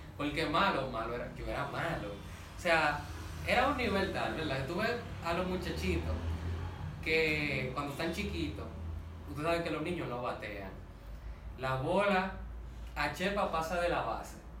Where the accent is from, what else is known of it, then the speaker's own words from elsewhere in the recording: Dominican Republic; como dominicanos